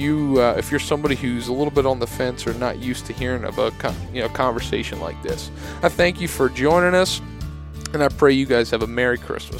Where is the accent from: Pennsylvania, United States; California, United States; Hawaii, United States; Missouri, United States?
Pennsylvania, United States; Like I'm from Southeast Pennsylvania. We have, ridge, plateau, valley.